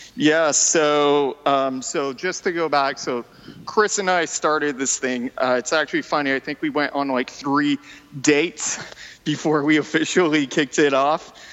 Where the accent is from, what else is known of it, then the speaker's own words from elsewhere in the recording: New Brunswick, Canada; first language French; English is a second language; moved away as an adult; now in Vancouver, Canada; So I'm originally from New Brunswick, uh, Eastern Canada. I basically lived there most of my life, and then uh, five years ago moved to Vancouver.